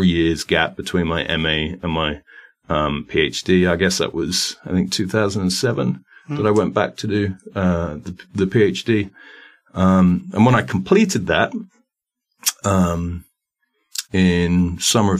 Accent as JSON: {"language": "English", "country": "United Kingdom", "moved": "as an adult", "lives_now": "Groningen, Netherlands", "said": "a British guy teaching American studies in the Netherlands"}